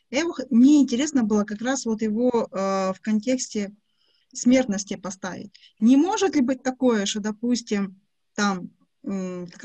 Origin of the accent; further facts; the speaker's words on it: Dnipro, Dnipropetrovsk Oblast, Ukraine; now in Kyiv, Ukraine; Я живу в Киеве, но я из Днепра. У меня папа металлург, я не металлург.